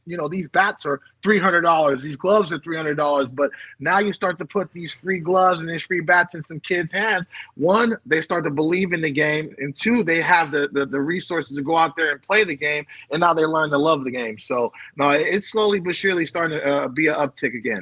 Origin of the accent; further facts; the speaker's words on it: Bay Area, California, United States; I'm from the Bay Area